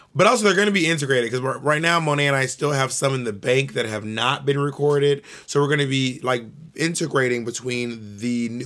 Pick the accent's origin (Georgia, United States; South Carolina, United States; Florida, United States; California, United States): Georgia, United States; Columbus; moved away; also born or lived in Atlanta, Georgia; I'm from Columbus, Georgia